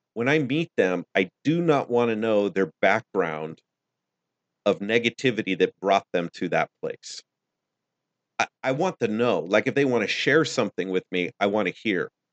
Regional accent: United States; I'm American

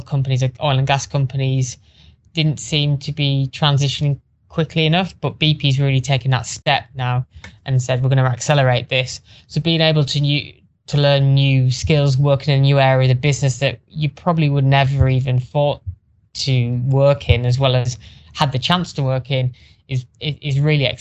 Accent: Teesside, North East England, United Kingdom; my hometown, Teesside

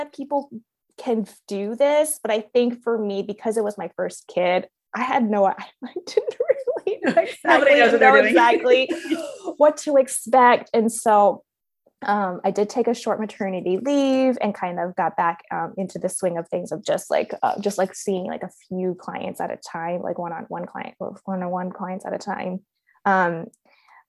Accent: Baltimore, Maryland, United States; moved away as an adult; also born or lived in Beijing; We actually moved back to the States, back to my hometown in Baltimore

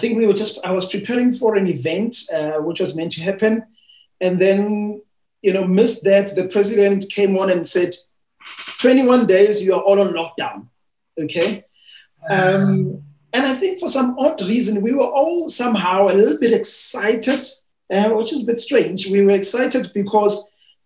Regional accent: Tembisa, Gauteng, South Africa; I'm from Tembisa.

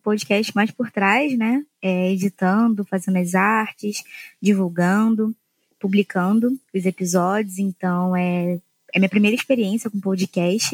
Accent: Nova Iguaçu, Rio de Janeiro, Brazil; Eu sou de Nova Iguaçu.

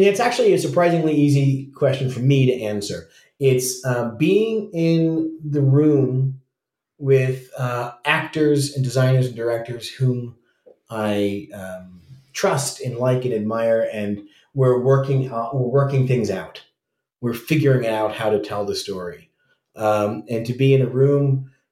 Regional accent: United States; as an American

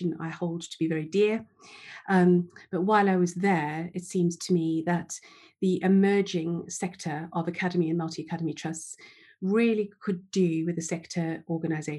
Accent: South Africa; moved away as an adult; now in England; I was born in South Africa, in apartheid South Africa, actually

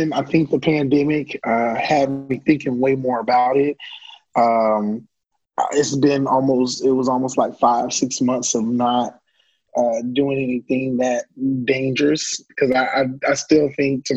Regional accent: Orlando, Florida, United States; I'm born and raised in Mickey Mouse Country, Orlando, Florida

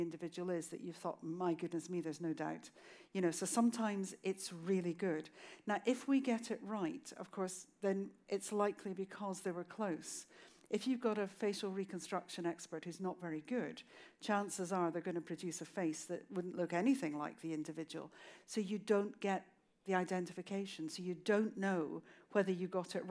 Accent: Scotland, United Kingdom; also born or lived in Inverness; I was in Inverness, which is in the Highlands of Scotland

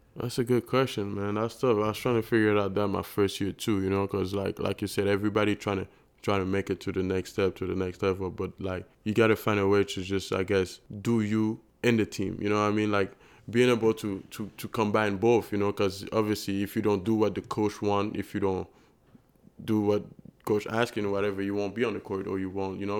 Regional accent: Montreal, Quebec, Canada; moved away; I was from Montreal downtown

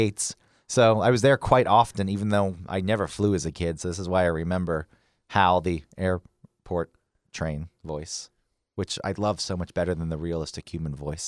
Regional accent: Atlanta, Georgia, United States; you and I grew up in Atlanta

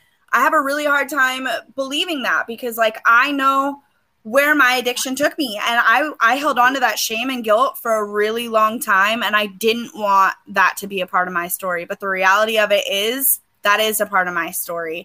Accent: Grants Pass, Oregon, United States; also born or lived in California / Medford, Oregon; my hometown of Grants Pass, Oregon

